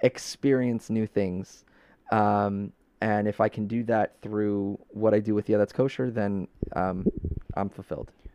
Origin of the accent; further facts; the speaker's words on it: New York City, New York, United States; now in Long Island, United States; growing up in Brooklyn